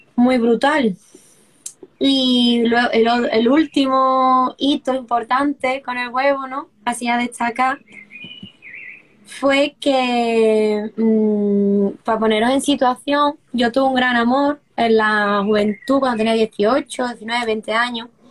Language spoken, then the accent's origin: Spanish; Seville, Andalusia, Spain; moved away as an adult; also born or lived in Brussels; yo soy de Sevilla, del sur de España, y me mudé hace unos años a, a Bruselas